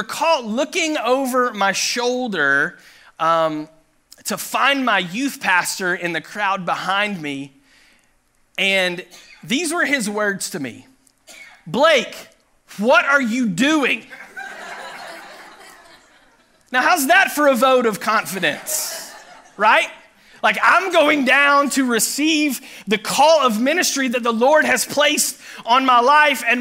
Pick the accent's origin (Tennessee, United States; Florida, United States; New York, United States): Tennessee, United States; Chattanooga; moved away; I grew up in Chattanooga, Tennessee